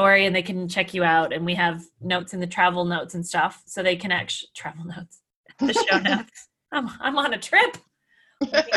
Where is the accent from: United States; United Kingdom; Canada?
Canada; I'm Canadian